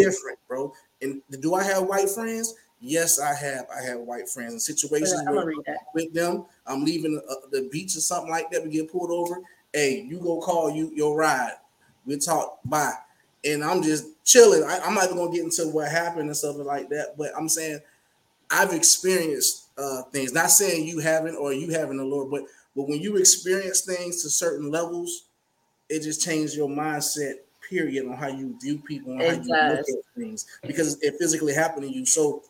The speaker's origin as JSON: {"language": "English", "region": "Florida", "country": "United States", "tie": "born or raised there", "also_born_or_lived": "Ohio", "said": "I was raised in Florida, so I was a military. My dad was military. I've been a little everywhere."}